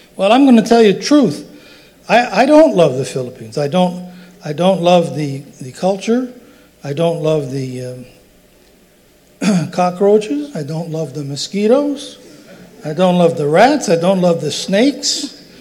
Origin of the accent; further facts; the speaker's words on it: Roselle, New Jersey, United States; when I was growing up in Roselle